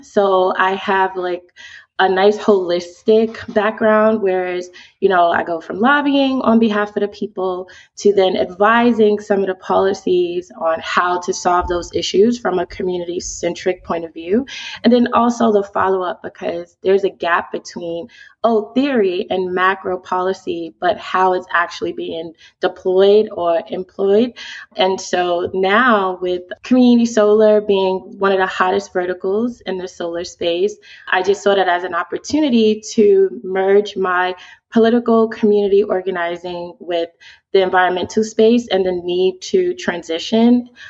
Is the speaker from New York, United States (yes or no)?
yes; New York City, New York, United States; now in Baltimore, United States; I'm the CEO of WeSolar. I'm originally from Brooklyn, New York. I'm also a former foster youth, and my grandparents adopted me at the age of 12.